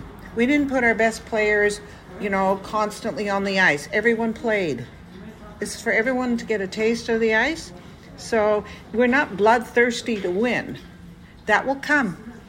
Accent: Toronto, Ontario, Canada; moved away as an adult; now in Israel; As a Canadian

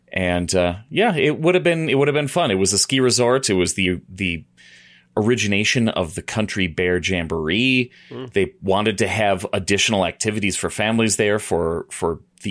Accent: Chicago, Illinois, United States; For my part in the Chicagoland area, we were always Walt Disney World folk

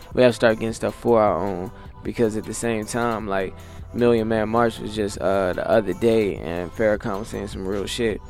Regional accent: Alexandria, Virginia, United States; my hometown, Alexandria, Virginia

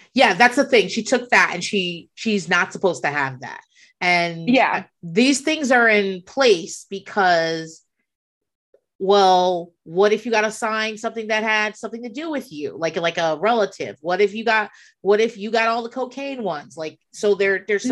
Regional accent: southeastern Virginia, United States; I grew up in um, southeastern Virginia

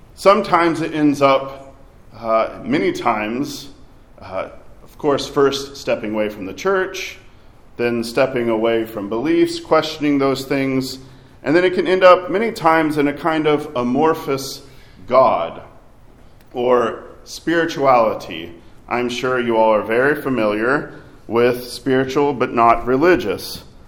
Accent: Arkansas, United States; I grew up in Arkansas.

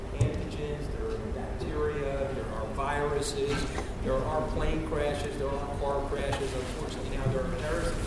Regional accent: New York, United States; I'm a New Yorker

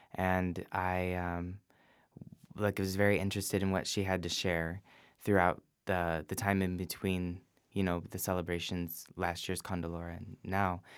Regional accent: Livonia, Michigan, United States; moved away as an adult; now in San Francisco, United States; born and raised in Livonia, Michigan

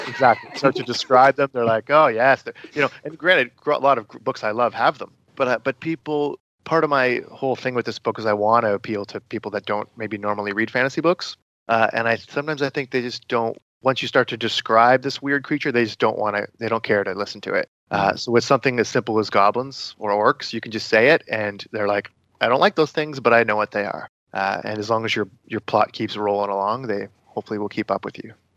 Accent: Brighton, Ontario, Canada; my hometown of Brighton, Ontario

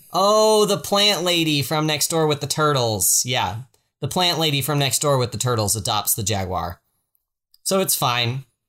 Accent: the South, United States; I'm from the South

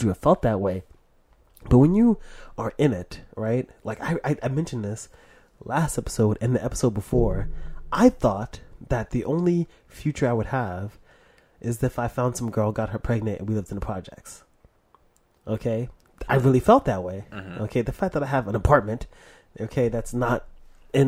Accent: New York City, New York, United States; moved away; I grew up in Harlem, right, when I was younger, until September 12th, 2001

